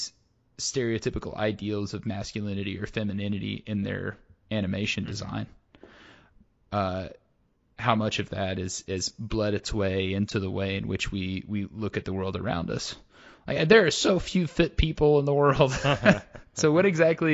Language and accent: English; United States; I grew up in the United States